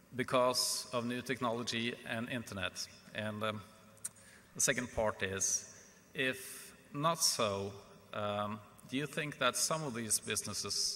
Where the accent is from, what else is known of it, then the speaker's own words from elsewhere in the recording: Norway; I'm a retailer from Norway.